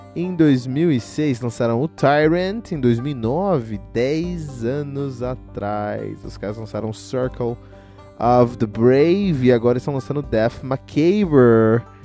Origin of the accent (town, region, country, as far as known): Cotia, São Paulo, Brazil; born or raised there